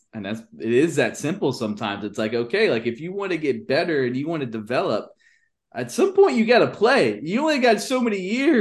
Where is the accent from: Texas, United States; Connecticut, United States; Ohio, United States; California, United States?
Texas, United States; growing up, like in Texas